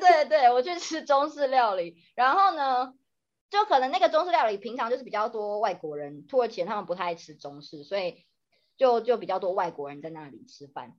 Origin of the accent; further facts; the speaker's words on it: Taiwan; moved away; 因为我台湾就是我们是地震长大的嘛